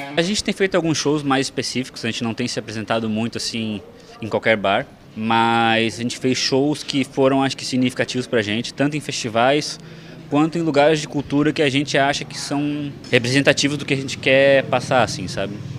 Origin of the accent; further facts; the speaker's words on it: Florianópolis, Santa Catarina, Brazil; eu pessoalmente tenho uma conexão de vida com a UFSC que eu cresci aqui